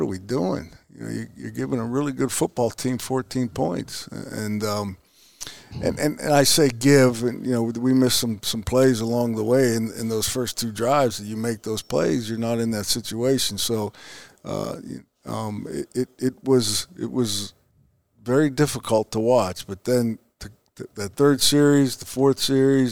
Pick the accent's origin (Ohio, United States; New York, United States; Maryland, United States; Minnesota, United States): Ohio, United States; Youngstown; moved away; my hometown, Youngstown, Ohio.